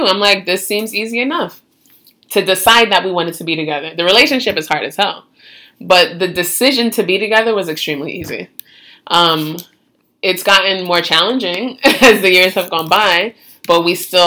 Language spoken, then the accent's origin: English; United States; moved away as an adult; now in Cuba; I was from the States